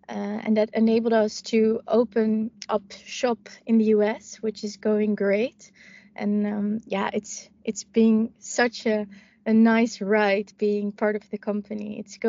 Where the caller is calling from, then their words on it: Amsterdam, North Holland, Netherlands; I'm dialing in from Amsterdam, from our hub at the Houthaven.